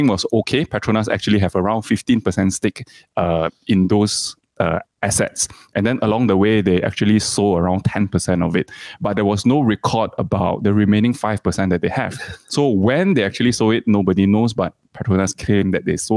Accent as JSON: {"language": "English", "country": "Malaysia", "said": "as a Malaysian"}